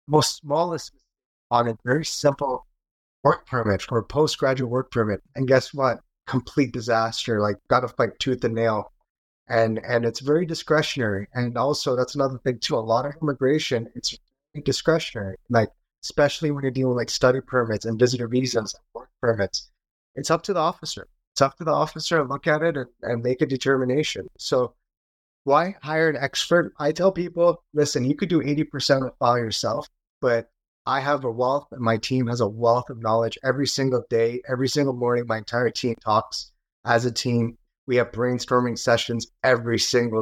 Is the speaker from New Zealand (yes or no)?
no; Canada; as a Canadian